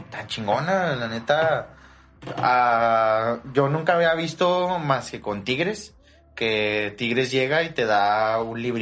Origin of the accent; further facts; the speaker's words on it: Ciudad Juárez, Chihuahua, Mexico; Yo soy de aquí de Juárez, 100%.